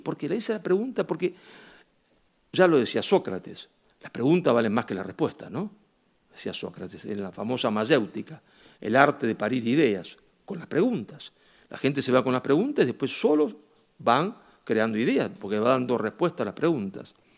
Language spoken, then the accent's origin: Spanish; Argentina; me presentaba como argentino